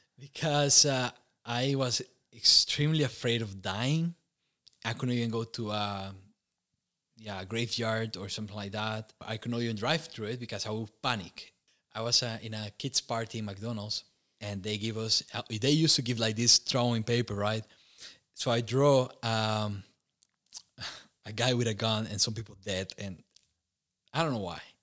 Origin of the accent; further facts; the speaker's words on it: Costa Rica; moved away as an adult; now in Romania; growing up in Costa Rica was, uh, pretty warm, and humid